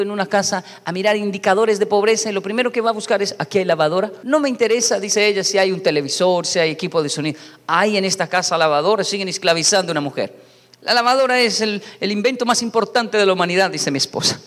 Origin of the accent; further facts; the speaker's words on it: Colombia; also born or lived in Japan; Yo crecí, esto pasaba en Colombia